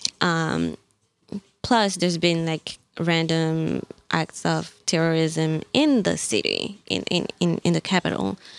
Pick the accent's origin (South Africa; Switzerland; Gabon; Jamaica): Gabon; English is a second language; moved away as an adult; also born or lived in Mali / Libreville, Gabon; now in New York, United States; I was born in Mali, uh, grew up in Gabon since my parents were uh, teaching in Gabon. Uh, and I moved to New York in 2010 for college